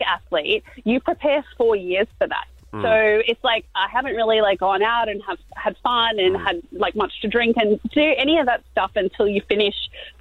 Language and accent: English; Queensland, Australia; it's in Queensland and, like, I'm a Queenslander